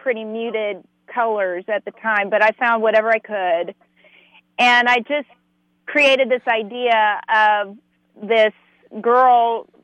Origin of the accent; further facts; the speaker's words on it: Odessa, Texas, United States; moved away; also born or lived in Midland, Texas; my childhood hometown, Odessa, Texas. I'm from Midland, Odessa, Texas, which is West Texas